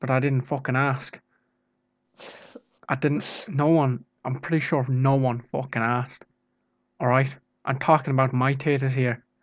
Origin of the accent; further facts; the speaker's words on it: Ireland; I know exactly what I'm doing. I'm Irish.